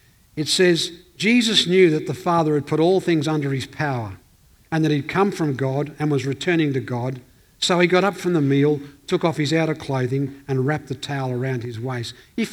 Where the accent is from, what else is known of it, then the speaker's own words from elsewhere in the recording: Northern Ireland, United Kingdom; now in Elizabeth, Australia; We came out from Northern Ireland and you came out and you settled in this town called Elizabeth. It's a tough place. … territory.